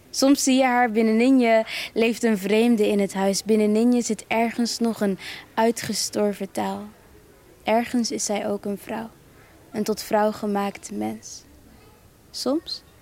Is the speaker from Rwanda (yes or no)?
yes; Rwanda; op de basisschool wist van ja, ik kom uit Rwanda. En je weet ook dat je Rwandees bent. En je weet ook dat je, dat je Kinyarwanda spreekt, et cetera.